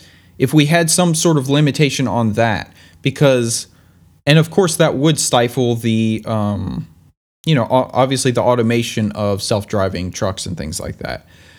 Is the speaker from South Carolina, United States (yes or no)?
yes; South Carolina, United States; I'm from South Carolina.